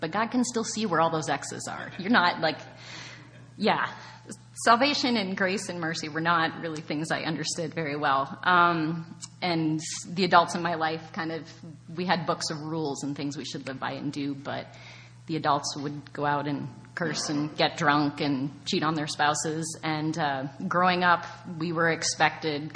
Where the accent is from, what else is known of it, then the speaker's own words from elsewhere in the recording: small town on the border of Michigan, Ontario, Canada; born and raised in Canada in a very small town on the border of Michigan